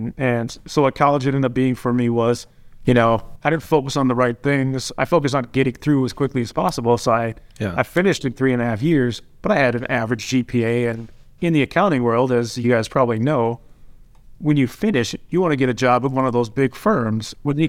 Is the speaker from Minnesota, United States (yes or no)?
yes; Minnesota, United States; So I grew up in a small town, like 3,000 people, South Central Minnesota.